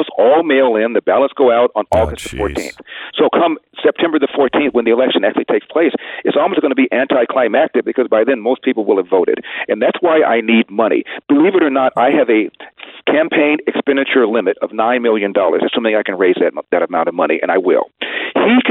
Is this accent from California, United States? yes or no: yes; Los Angeles, California, United States; also born or lived in Ohio; I'm from the hood. I'm from Crenshaw High School